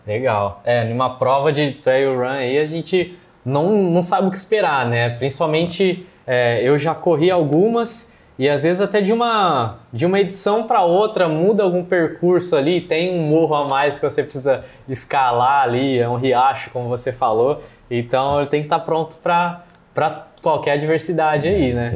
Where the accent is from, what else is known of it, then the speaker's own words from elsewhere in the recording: Ribeirão Preto, São Paulo, Brazil; a gente é de Ribeirão